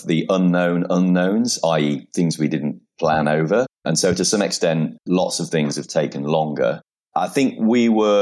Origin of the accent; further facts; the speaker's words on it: Peak District, Derbyshire, East Midlands, United Kingdom; moved away as an adult; we're both from the area. We spent some time living away for sort of 13 years.